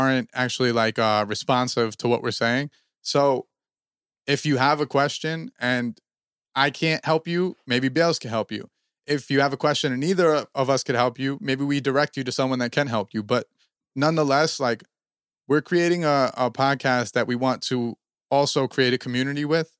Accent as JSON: {"language": "English", "region": "New Jersey", "country": "United States", "said": "we're from Jersey"}